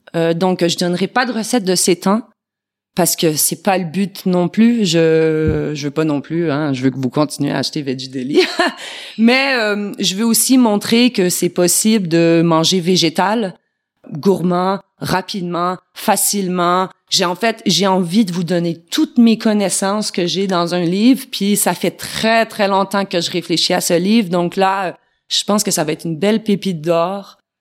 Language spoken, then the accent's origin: French; Quebec, Canada; moved away as an adult; now in France; chez nous au Québec